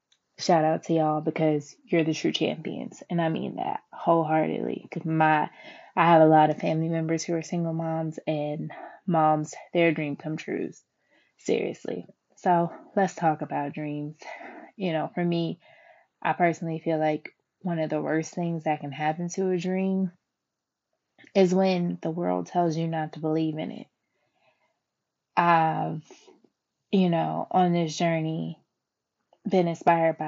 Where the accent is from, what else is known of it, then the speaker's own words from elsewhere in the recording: Philadelphia, Pennsylvania, United States; I am from Philadelphia, though, born and raised